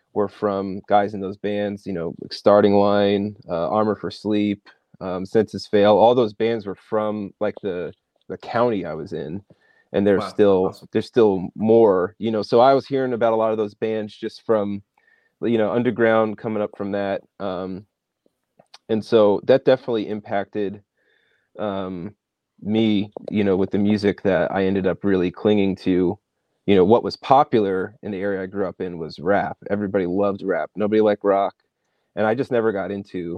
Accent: Bergenfield, New Jersey, United States; grew up in North Jersey, town called Bergenfield, kind of right outside of Manhattan

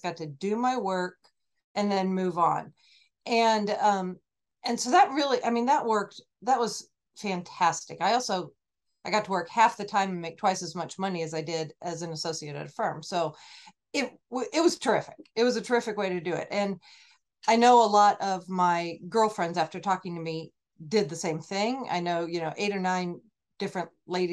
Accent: Oregon, United States; moved away as an adult; also born or lived in California; now in Portland, United States; I'm from Oregon. I just moved here.

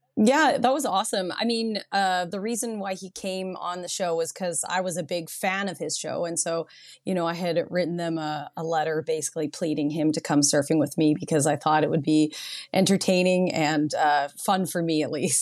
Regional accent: Nanaimo, British Columbia, Canada; now in Tofino, Canada; I grew up in Nanaimo

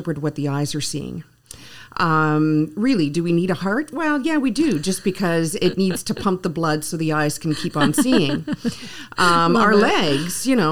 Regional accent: Ottawa, Ontario, Canada; English is a second language; moved away as an adult; also born or lived in Guelph; being born and raised in Ottawa, although I was from the French-speaking part of Ottawa

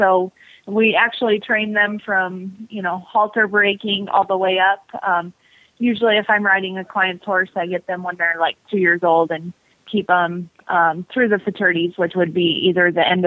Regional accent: South Dakota, United States; I'm originally from South Dakota.

